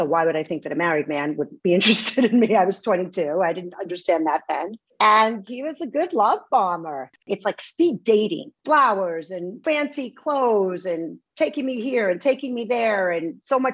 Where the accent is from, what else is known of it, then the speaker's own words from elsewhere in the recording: New York City, New York, United States; I was raised in Bay Ridge, Brooklyn. I'm a Brooklyn girl